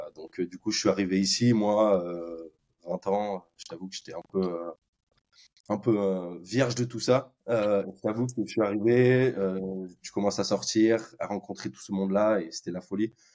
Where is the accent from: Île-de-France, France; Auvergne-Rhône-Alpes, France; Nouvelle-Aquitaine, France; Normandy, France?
Nouvelle-Aquitaine, France; Bordeaux; moved away as an adult; now in Dublin, Ireland; je viens de Bordeaux, euh, donc euh, en France.